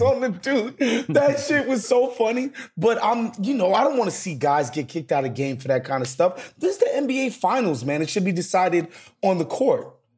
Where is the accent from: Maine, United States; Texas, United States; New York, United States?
New York, United States; native New Yorker